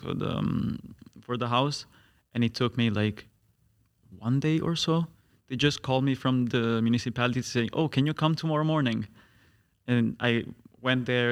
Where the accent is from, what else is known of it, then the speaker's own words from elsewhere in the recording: Italy; now in Netherlands; I'm an Italian student